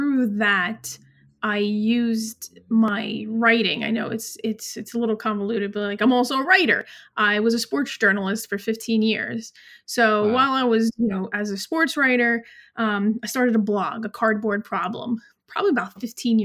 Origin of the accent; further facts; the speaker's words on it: New York, United States; I'm from New York